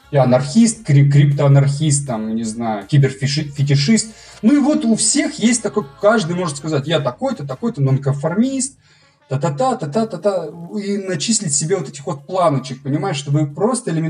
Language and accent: Russian; Russia; Я говорю, вы идиоты, я же осетин.